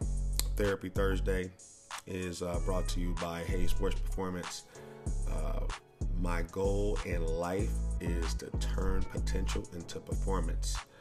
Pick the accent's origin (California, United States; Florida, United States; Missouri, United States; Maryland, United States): Missouri, United States; St. Louis; I was born in St. Louis. Lots of poverty.